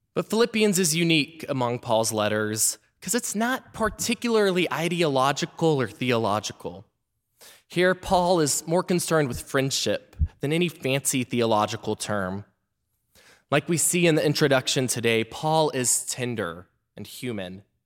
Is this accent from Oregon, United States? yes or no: no; Memphis, Tennessee, United States; moved away; I was back in my hometown of Memphis, Tennessee